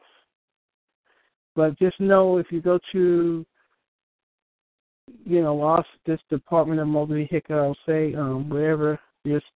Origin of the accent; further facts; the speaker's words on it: New York, United States; I'm from New York